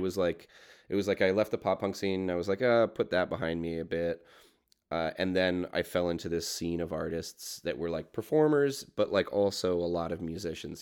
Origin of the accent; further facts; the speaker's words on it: Burlington, Ontario, Canada; I grew up in Burlington, which is like the, has the nine oh five